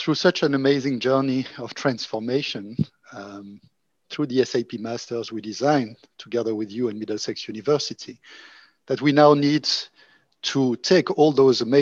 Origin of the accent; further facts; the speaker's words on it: Monaco; moved away; also born or lived in France / Oxford / Berlin; I'm originally from Monaco